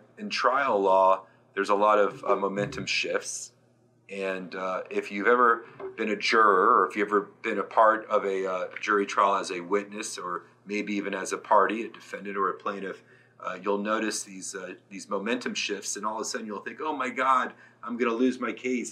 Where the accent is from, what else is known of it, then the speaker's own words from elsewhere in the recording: Gainesville, Florida, United States; I was born and raised in Gainesville, Florida